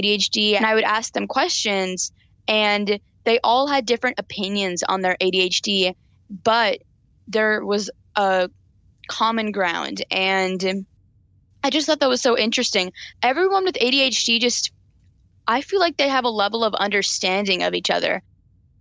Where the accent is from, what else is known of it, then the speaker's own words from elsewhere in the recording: Chapel Hill, North Carolina, United States; I'm 14 years old, and I'm from Chapel Hill, North Carolina